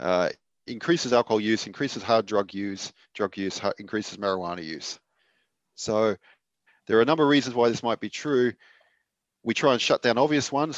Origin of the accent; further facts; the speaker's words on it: Australia; as an Australian